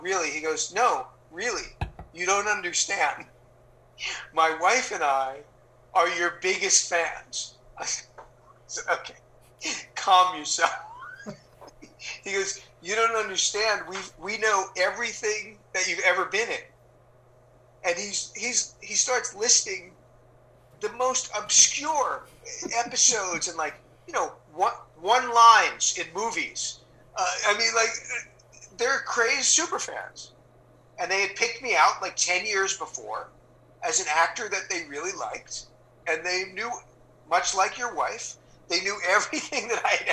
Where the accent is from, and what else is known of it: New Jersey, United States; born or raised there